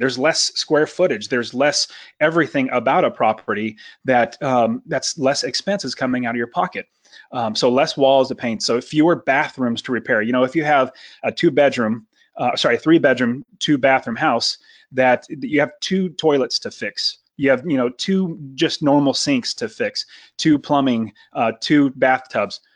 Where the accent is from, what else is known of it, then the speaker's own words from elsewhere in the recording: Fresno, California, United States; moved away as an adult; now in Phoenix, United States; I grew up in Fresno, California, right in the center